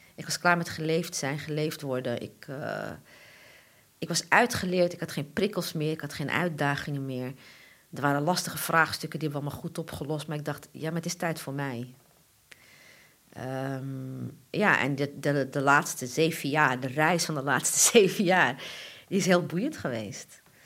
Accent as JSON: {"language": "Dutch", "town": "Amsterdam", "region": "North Holland", "country": "Netherlands", "said": "ik ben Amsterdamse en ik ben van Ajax"}